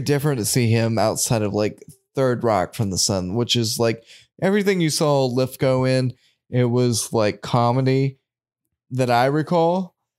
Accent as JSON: {"language": "English", "country": "United States", "tie": "born or raised there", "said": "growing up in America"}